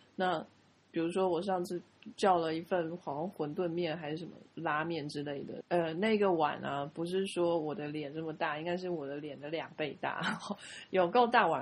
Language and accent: Chinese; Taiwan; 我们是台湾人